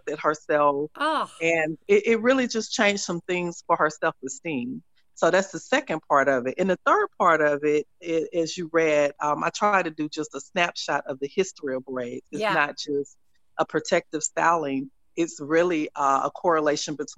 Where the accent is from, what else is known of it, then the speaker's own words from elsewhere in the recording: Tuscaloosa, Alabama, United States; I grew up like in Tuscaloosa, Alabama